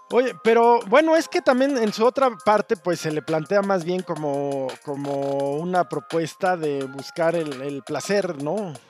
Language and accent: Spanish; Mexico; also born or lived in Mexico City; somos los mexicanos